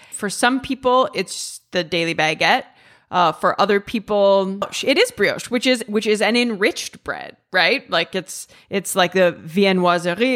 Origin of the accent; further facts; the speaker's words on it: Ohio, United States; also born or lived in England; now in Italy; I'm from the Midwest. I'm from Ohio